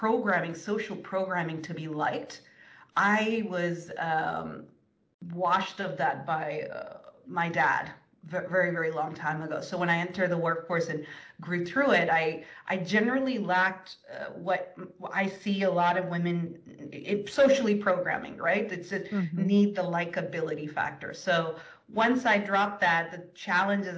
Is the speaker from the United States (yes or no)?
no; India; I was raised in India